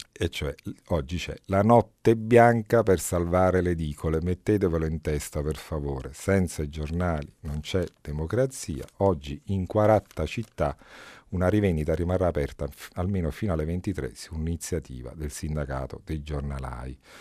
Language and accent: Italian; Camorra area, Campania, Italy; moved away; Vengo eletto in un contesto difficile, quello dal quale provengo io, è altamente probabile che uno o due consiglieri comunali vengano decisi dalla Camorra